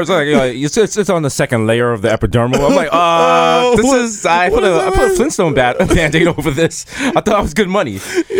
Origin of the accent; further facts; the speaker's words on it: Jamaica; I'm Jamaican.